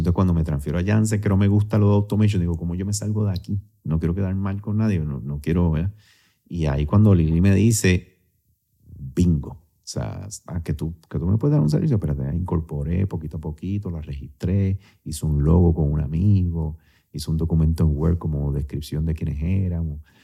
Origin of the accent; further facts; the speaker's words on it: Puerto Rico; also born or lived in Syracuse, New York, United States; yo soy el único puertorriqueño